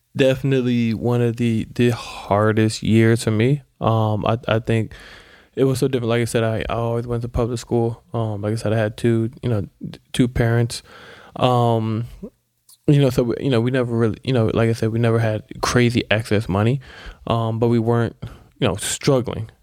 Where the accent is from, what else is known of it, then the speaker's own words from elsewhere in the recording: Silver Spring, Maryland, United States; I grew up in Silver Spring, Maryland